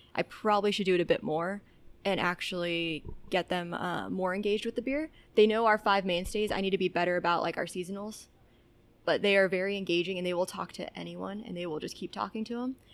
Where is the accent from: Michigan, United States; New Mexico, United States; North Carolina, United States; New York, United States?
New Mexico, United States; Albuquerque; moved away as an adult; also born or lived in Texas; I was uh, born and raised in Albuquerque, New Mexico